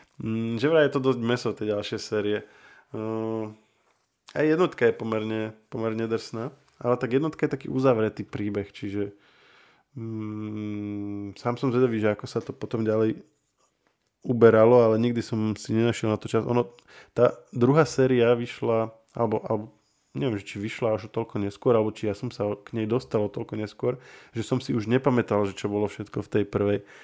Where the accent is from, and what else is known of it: Kostolná Ves, Trenčín Region, Slovakia; now in Bratislava, Slovakia